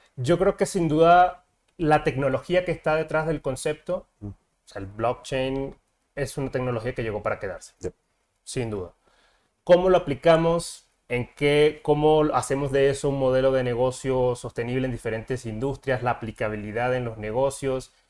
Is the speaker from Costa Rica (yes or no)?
no; Colombia; moved away as an adult; now in Mexico; soy de Colombia, llevo ya aquí en México cinco años